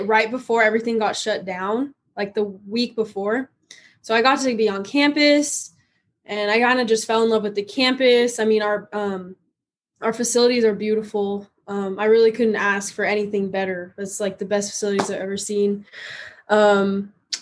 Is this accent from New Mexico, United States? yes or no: no; San Diego, California, United States; moved away as an adult; also born or lived in West Texas; now in Texas, United States; I'm born and raised in San Diego, California